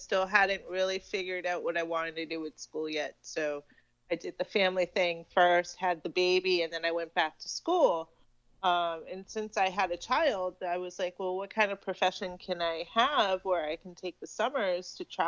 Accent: Massachusetts, United States; moved away as an adult; also born or lived in Oregon / Boston; now in Florida, United States; I moved to Massachusetts from Oregon when I was about 3 and a half, almost 4. So I grew up in Massachusetts. I lived there until my early 20s.

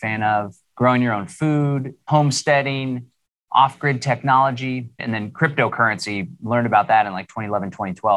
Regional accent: Austin, Texas, United States; I live here in Central Texas, born and raised in Austin, Texas.

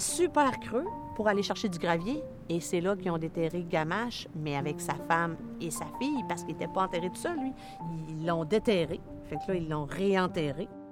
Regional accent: Anticosti, Quebec, Canada; Je suis résidente d'Anticosti.

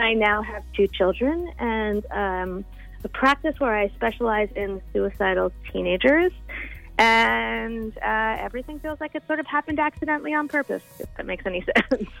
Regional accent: Florida, United States; also born or lived in New York; I was born in New York, but I grew up in Florida

